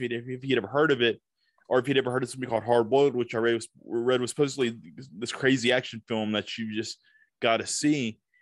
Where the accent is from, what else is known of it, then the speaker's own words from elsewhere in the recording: Tupelo, Mississippi, United States; now in Nashville, United States; I grew up in this small town